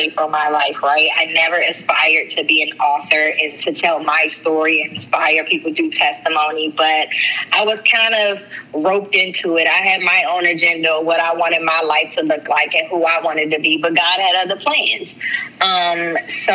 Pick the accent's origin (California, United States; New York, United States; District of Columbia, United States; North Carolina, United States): District of Columbia, United States; Washington; also born or lived in Prince George's County, Maryland; I am from Washington, D.C. I am a Washingtonian, but I was born in Prince George's County, Maryland